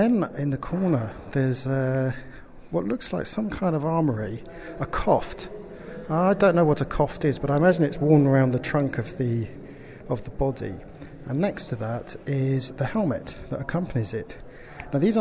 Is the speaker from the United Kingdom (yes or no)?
yes; England, United Kingdom; I'm from England